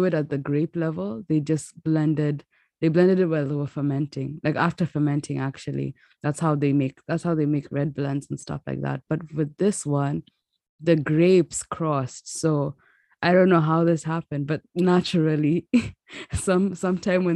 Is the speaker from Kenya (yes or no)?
yes; Kenya; accent: Kenyan; now in United States; we're from Kenya, because in the climate we grew up